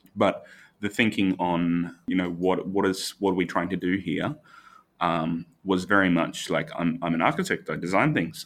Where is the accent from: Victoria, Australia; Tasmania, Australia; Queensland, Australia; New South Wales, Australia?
Queensland, Australia; Brisbane; I'm not local anywhere in the world. Um, I'm from Brisbane